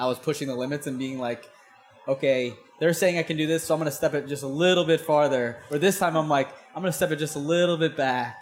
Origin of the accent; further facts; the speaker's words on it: St. Louis, Missouri, United States; I'm from St. Louis, Missouri, which is like landlocked.